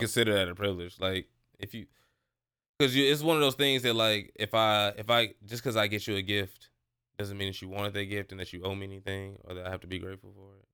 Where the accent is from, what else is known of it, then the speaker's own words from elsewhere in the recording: St. Louis, Missouri, United States; now in Texas, United States; I'm from Saint Louis, so, like, moving to Texas